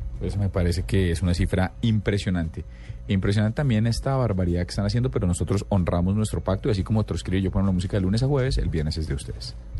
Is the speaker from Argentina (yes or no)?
no; Colombia